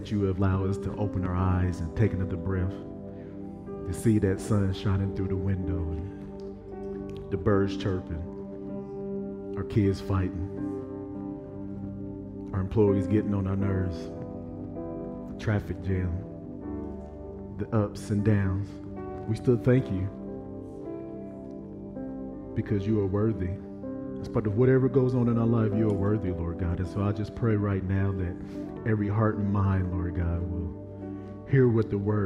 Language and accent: English; Evansville, Indiana, United States; I'm from Evansville, Indiana.